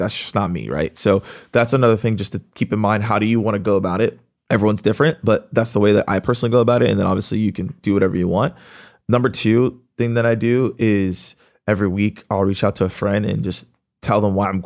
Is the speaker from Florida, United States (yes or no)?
no; Atlanta, Georgia, United States; I'm from Atlanta.